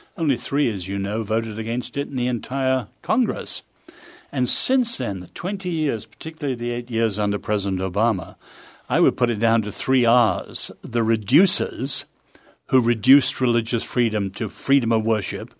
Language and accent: English; England, United Kingdom; also born or lived in China; now in United States; as an Englishman